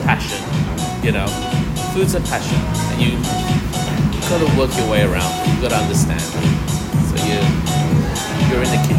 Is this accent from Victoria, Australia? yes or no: yes; Melbourne, Victoria, Australia; born or raised there; also born or lived in Brunei / Singapore